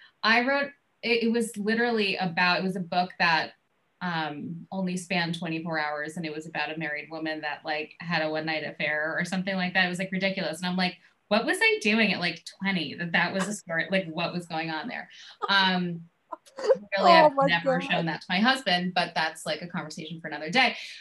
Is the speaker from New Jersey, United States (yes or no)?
no; New York, United States; also born or lived in Boston; I'm from New York